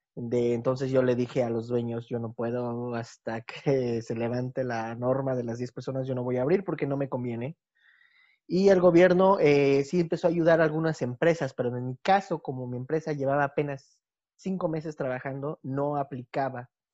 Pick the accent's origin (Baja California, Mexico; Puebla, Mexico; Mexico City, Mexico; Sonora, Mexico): Mexico City, Mexico; moved away as an adult; now in Bulgaria; yo soy de originario de la Ciudad de México también, pero ya llevo más de 10 años viviendo en Bulgaria.